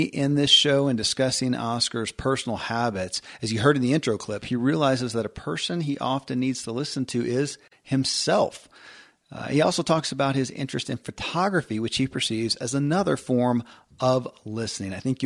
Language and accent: English; Kentucky, United States; I grew up in Kentucky, where horse racing and bourbon are famous